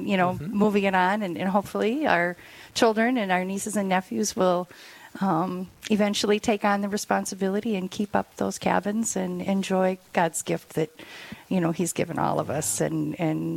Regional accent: Ely, Minnesota, United States; also born or lived in South Dakota; I am from Ely. My parents were born and raised there. And so I've had a lot of connections, roots in Ely

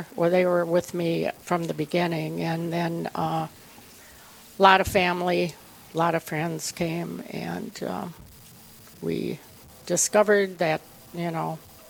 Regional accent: Saint Paul, Minnesota, United States; now in South Dakota, United States; I'm a transplant to South Dakota, born and raised in St. Paul, Catholic family, Catholic education.

